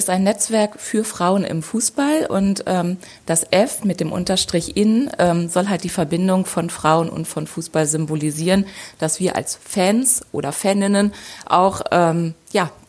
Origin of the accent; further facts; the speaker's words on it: Lower Saxony, Germany; born there; now in Dortmund, Germany; ich bin 42 Jahre alt, ähm, eigentlich gebürtige Niedersachsen, wohne aber seit vielen Jahren in Dortmund